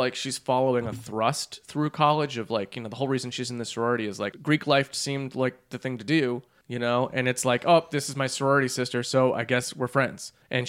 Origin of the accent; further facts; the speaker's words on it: Brazil; I'm from Brazil.